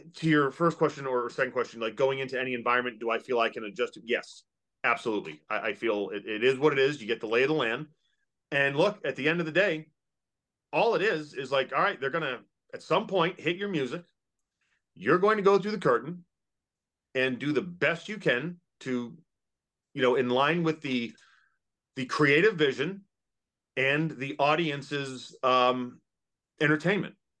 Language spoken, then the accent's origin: English; Massachusetts, United States; now in Kentucky, United States; I grew up in Massachusetts. Yeah, I live in Kentucky